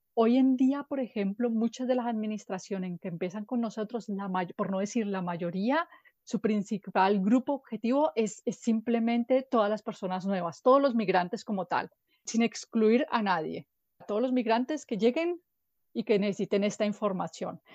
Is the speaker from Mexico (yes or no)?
no; Colombia; moved away as an adult; now in Germany; yo vengo de Colombia, pero ya vivo en Alemania hace ocho años